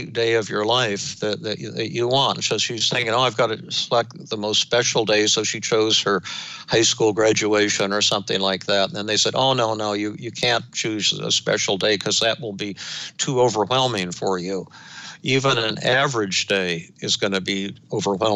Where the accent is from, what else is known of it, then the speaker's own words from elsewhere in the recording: Denver, Colorado, United States; when I was growing up in Denver